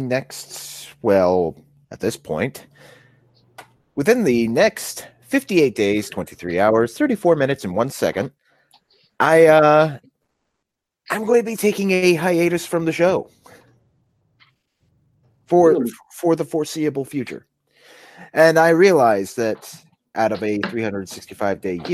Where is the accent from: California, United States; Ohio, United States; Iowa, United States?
Ohio, United States; moved away as an adult; now in Pennsylvania, United States; I will be returning to my hometown in Ohio